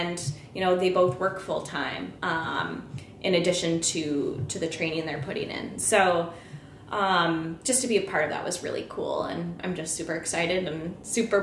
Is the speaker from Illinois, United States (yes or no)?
yes; Peoria, Illinois, United States; I grew up in Peoria